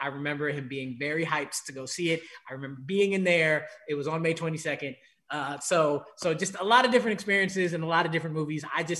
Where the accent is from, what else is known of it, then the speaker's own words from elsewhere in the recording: New York, United States; also born or lived in Los Angeles / Washington, D.C. / Chicago / Ohio; I'm originally from New York. I'm a diehard, unfortunate, but this year kind of okay Knicks fan.